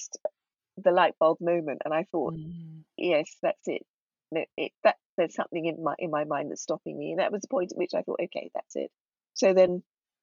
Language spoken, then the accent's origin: English; United Kingdom; we were the generation that was born and brought up here rather than in Ghana